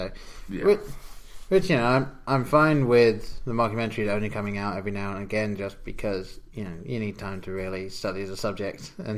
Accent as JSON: {"language": "English", "region": "England", "country": "United Kingdom", "tie": "born or raised there", "moved": "yes", "said": "growing up in England"}